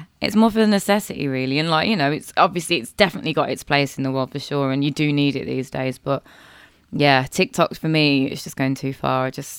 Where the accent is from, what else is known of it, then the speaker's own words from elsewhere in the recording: Birmingham, West Midlands, United Kingdom; I'm from Birmingham. We pronounce things differently.